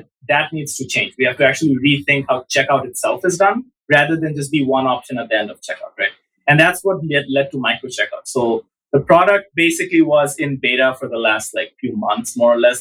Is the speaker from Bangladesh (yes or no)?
yes; Dhaka, Dhaka Division, Bangladesh; I grew up in Dhaka all the way till end of high school